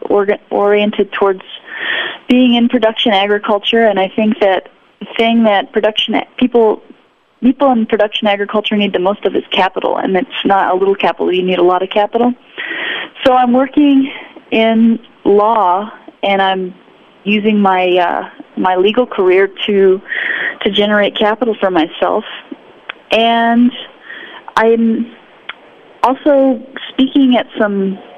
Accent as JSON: {"language": "English", "region": "Wyoming", "country": "United States", "lives_now": "New Mexico, United States", "said": "Well, I'm in New Mexico and I'm learning all kinds of things down in New Mexico. You know, I'm from Wyoming, but I came down here to learn about things from Mark Schutz"}